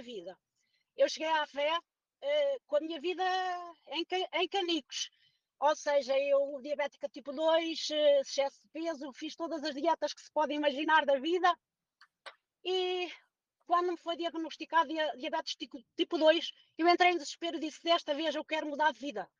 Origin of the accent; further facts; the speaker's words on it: Portugal; Eu sou portuguesa, tenho 61 anos